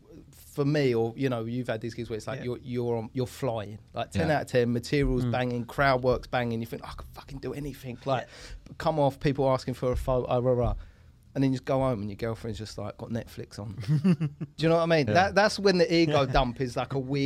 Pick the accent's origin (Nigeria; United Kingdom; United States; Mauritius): United Kingdom; Kent, South East England; I'm from Kent and I would commute